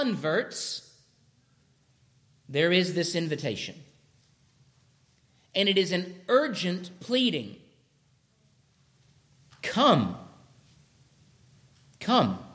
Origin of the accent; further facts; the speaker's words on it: Douglasville, Georgia, United States; When I was growing up in Douglasville, Georgia